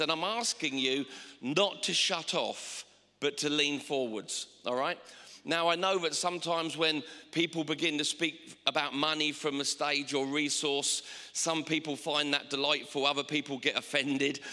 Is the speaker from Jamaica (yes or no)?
no; England, United Kingdom